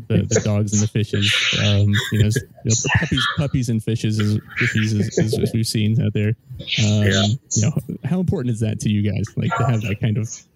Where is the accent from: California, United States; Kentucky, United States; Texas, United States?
California, United States; Southern; Having grown up in Southern California